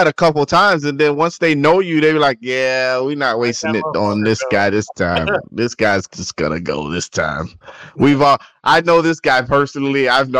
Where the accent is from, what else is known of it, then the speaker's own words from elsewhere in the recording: Miami, Florida, United States; moved away as an adult; also born or lived in Louisville, Kentucky; I'm from Miami.